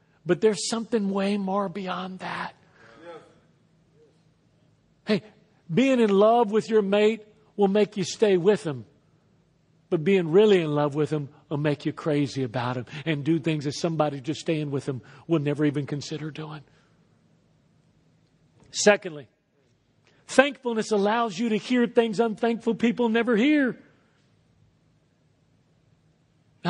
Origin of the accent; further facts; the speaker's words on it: Texas, United States; moved away as an adult; also born or lived in Lafayette, Louisiana; I was born in Texas and raised in Texas and moved to Lafayette when I was 19 years old